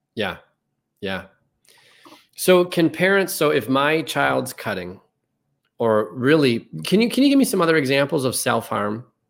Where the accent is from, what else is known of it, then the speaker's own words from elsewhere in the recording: Chicago, Illinois, United States; I'm from Chicago